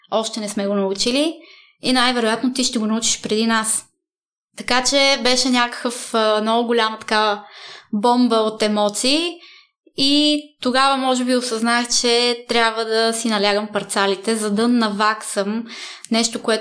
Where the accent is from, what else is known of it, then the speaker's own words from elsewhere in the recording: Italy; Ами бяхме в, живеехме в едно малко градче. Няма да забравя първия ми учебен ден. Беше много странно, защото аз не знаех и дума италиански.